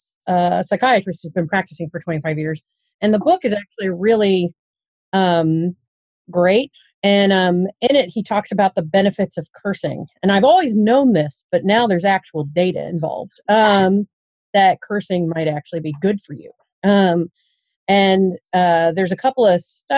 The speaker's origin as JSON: {"language": "English", "region": "Kentucky", "country": "United States", "also_born_or_lived": "Durham, North Carolina", "moved": "as an adult", "lives_now": "Vincennes, United States", "said": "I'm originally from Kentucky."}